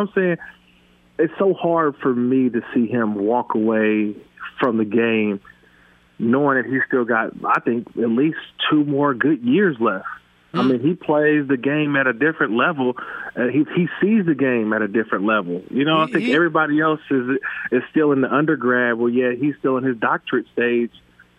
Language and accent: English; Oakland, California, United States; I'm always born and raised from the Bay Area, born and raised in Oakland, California. I grew up a Raider fan.